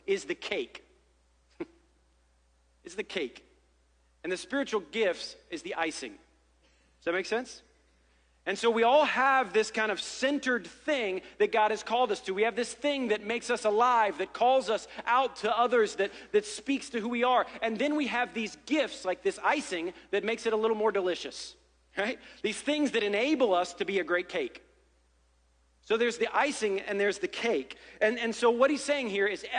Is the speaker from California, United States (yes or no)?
no; Ohio, United States; I'm from Ohio